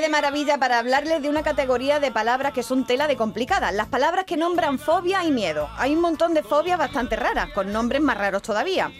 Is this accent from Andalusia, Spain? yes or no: yes; Jaén, Andalusia, Spain; yo que soy de Jaén